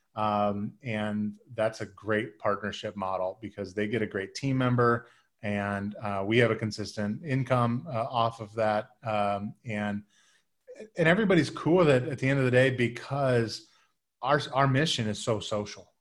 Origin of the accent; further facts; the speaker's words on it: Midwest, United States; I'm from, I'm from the Midwest